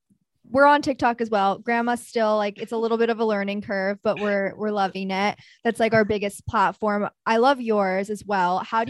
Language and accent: English; New York City, New York, United States; because we're from New York City